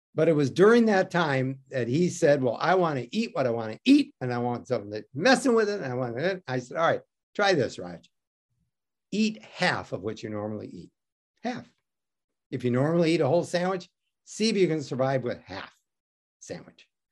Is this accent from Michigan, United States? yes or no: yes; Detroit, Michigan, United States; I grew up in Detroit.